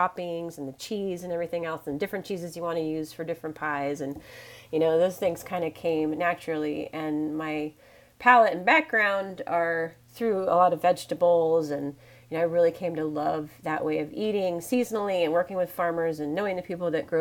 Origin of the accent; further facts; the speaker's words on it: Oregon, United States; also born or lived in Washington State / East Coast; I'm from Washington State, born in Washington State, grew up in Oregon.